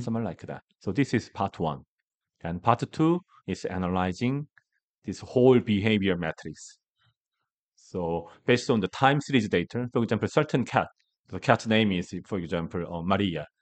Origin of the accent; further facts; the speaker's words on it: Gangwon, South Korea; English is a second language; I'm from the Gangwon province, that is eastern part of Korea. That is really rural part